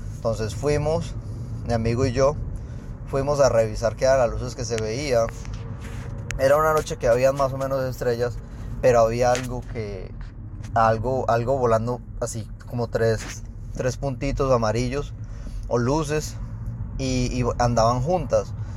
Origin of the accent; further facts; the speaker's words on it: Colombia; now in Houston, United States; yo soy de Houston, soy colombiano